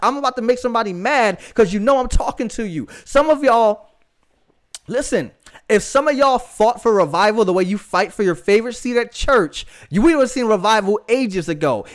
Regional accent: Florida, United States; I live in Florida, guys. I'm from Florida. I've lived Florida most of my life

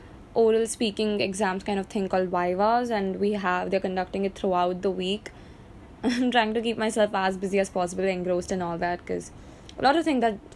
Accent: Kolkata, West Bengal, India; I'm from Kolkata in West Bengal in India.

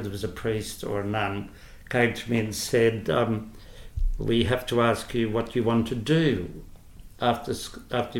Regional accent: Queensland, Australia; moved away; I'm from Queensland, originally

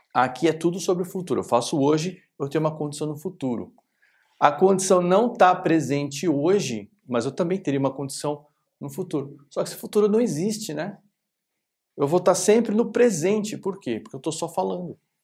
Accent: Brazil; a gente é brasileiro

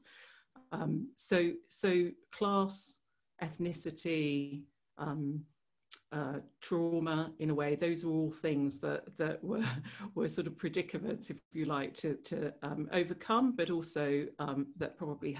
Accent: England, United Kingdom; there was always this sort of strange fit with being English or being British and being Serbian or being Yugoslav

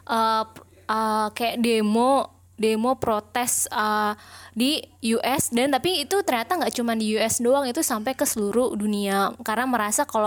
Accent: Indonesia; karena kalau gue lihat isu BLM ini kan memang kita sebagai orang Indo mungkin gak relate ya

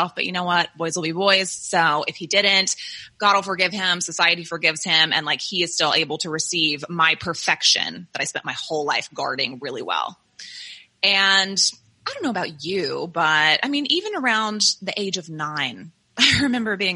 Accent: the South, United States; I grew up in the South, in the Bible Belt

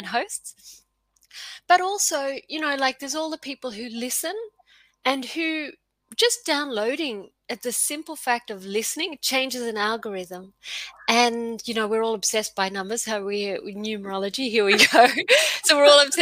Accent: Australia; also born or lived in Queensland; I'm Australian and I live in Queensland

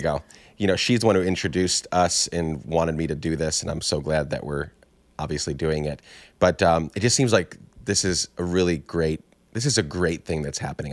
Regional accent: Guatemala; moved away as an adult; I grew up in Guatemala from nine, or not grew, nine to nineteen, so ten years

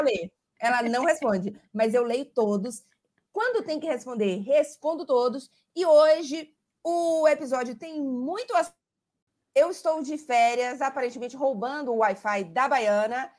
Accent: Salvador, Bahia, Brazil; moved away as an adult; now in Italy; Estou no Brasil, inclusive, em Salvador, na casa dos meus pais, mas completei seis anos de Itália essa semana

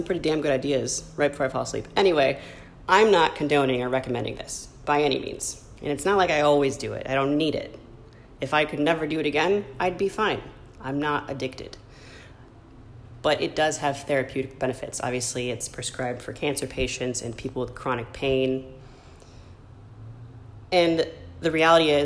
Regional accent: Michigan, United States; now in California, United States; in my home state, Michigan

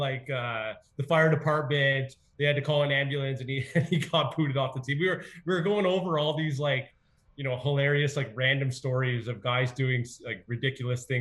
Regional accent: Ottawa, Ontario, Canada; I'm from Ottawa, so it's a beautiful city, nation's capital

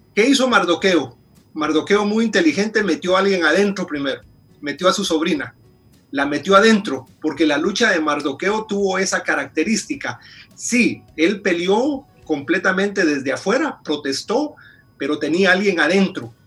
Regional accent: Guatemala; moved away as an adult; now in Washington, D.C., United States; Yo originalmente soy de Guatemala, tengo 16 años de vivir aquí en, Washington, D.C.

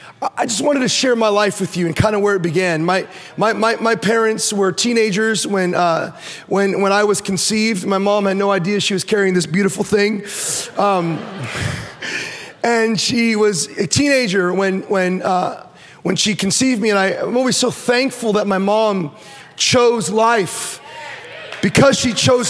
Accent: Orange County, California, United States; I was born in Orange County

